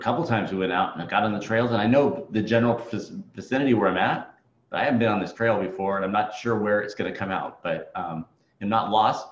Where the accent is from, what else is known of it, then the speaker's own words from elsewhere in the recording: California, United States; moved away as an adult; now in Alaska, United States; I'm from California